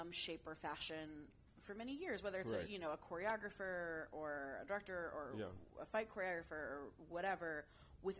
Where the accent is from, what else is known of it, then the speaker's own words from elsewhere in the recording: San Francisco, California, United States; also born or lived in Santa Fe, New Mexico / Middletown, Connecticut; I moved back to the Bay Area, which is where I grew up